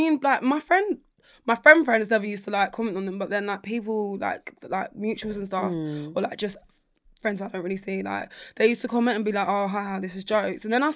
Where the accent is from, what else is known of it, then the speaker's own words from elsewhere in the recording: London, United Kingdom; I'm from South London